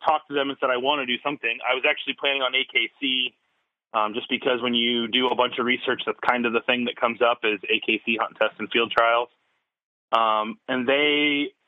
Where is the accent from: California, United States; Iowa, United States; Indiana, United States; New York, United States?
Iowa, United States; Des Moines; also born or lived in St. Louis, Missouri; I live in Des Moines, Iowa, which is about smack dab center of the state, state capital. Lived here basically since I was 1 year old. I was born in St. Louis, and then my dad got a job and moved up here and been here ever since